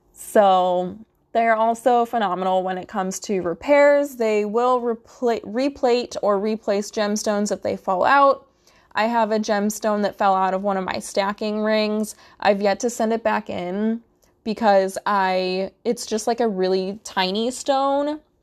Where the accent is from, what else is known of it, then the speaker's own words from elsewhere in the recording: Midwest, United States; I'm from the Midwest